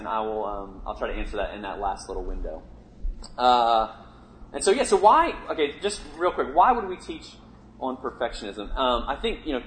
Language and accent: English; Richmond, Virginia, United States; moved away as an adult; now in New York, United States; I grew up in Virginia. I grew up in Richmond, which is the capital.